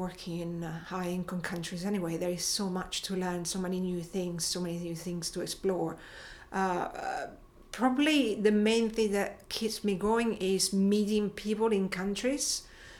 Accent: Rome, Lazio, Italy; moved away as an adult; also born or lived in England; I grew up in Rome

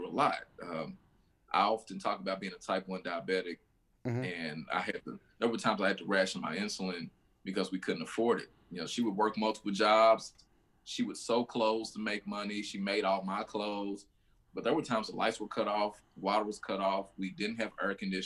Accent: Louisville, Kentucky, United States; growing up in the West End, all my family is from here.

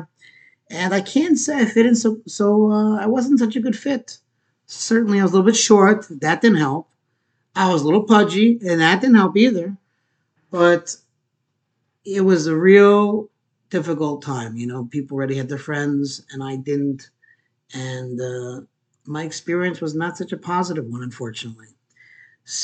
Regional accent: Port Jefferson, New York, United States; also born or lived in Queens, New York; I grew up on Long Island, Port Jefferson

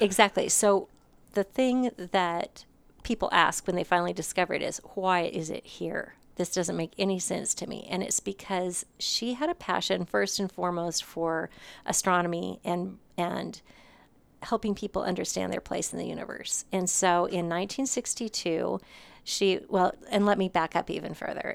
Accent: Montana, United States; moved away as an adult; also born or lived in Nevada, Missouri / Phoenix, Arizona; now in Hutchinson, United States; I was born and raised in Montana

